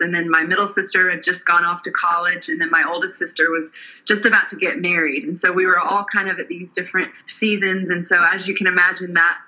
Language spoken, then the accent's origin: English; Atlanta, Georgia, United States; also born or lived in Nashville, Tennessee; I'm originally from the Atlanta, Georgia area, and then I moved to Nashville to go to college